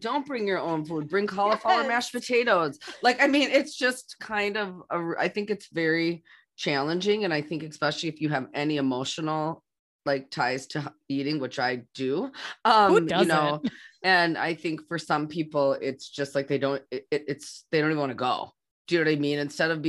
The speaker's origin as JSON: {"language": "English", "country": "United States", "said": "I'm Native American, and I mean, you know, and my family celebrates Thanksgiving, but it's for different reasons."}